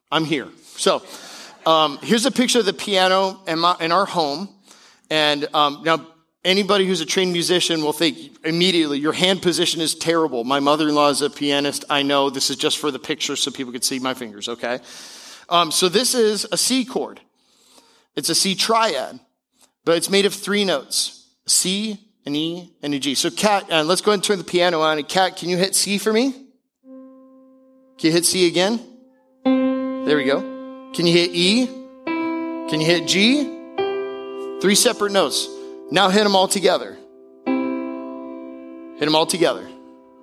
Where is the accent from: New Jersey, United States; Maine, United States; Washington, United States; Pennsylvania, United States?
Washington, United States; Seattle; moved away; I'm from Seattle